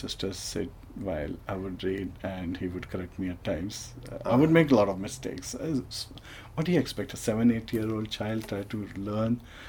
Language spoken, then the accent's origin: English; Bhopal, Madhya Pradesh, India; I was born in India. Where in India? Bhopal in Madhya Pradesh.